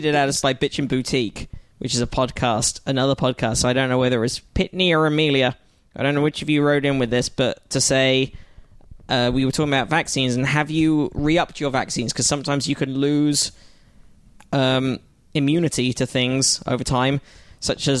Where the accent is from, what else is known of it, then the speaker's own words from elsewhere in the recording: United Kingdom; I'm British